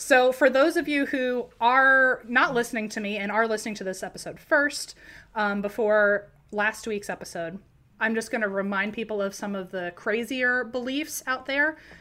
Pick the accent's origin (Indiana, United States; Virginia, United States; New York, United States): Virginia, United States; near Charlottesville; Charlottesville isn't too far from my hometown.